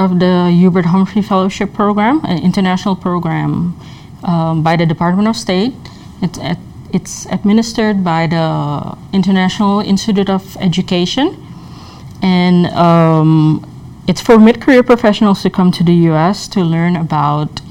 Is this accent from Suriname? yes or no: yes; Suriname; moved away as an adult; now in Minnesota, United States; I come from Suriname, which is a country in South America.